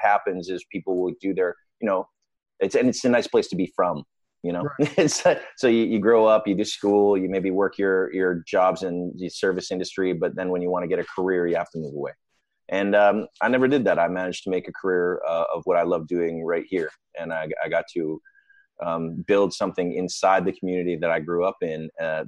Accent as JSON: {"language": "English", "town": "Victoria", "region": "British Columbia", "country": "Canada", "tie": "born or raised there", "said": "It's called Victoria, British Columbia. It's in the extreme west coast of Canada. It is the most beautiful part of Canada. It's an amazing place to grow up"}